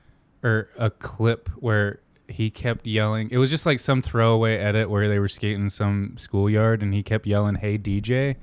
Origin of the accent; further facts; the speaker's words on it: East Coast, United States; growing up on the East Coast